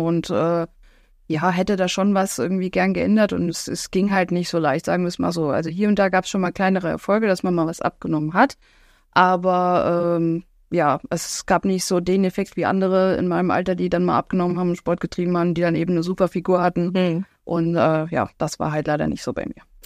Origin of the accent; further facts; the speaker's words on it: Alsfeld, Hesse, Germany; ich komme aus Alsfeld